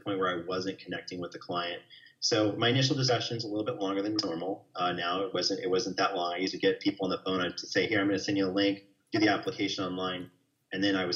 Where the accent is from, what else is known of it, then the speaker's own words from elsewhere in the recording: New York, United States; now in Texas, United States; I'm from New York and we tend to be a little bit more wordy about, you know, negativity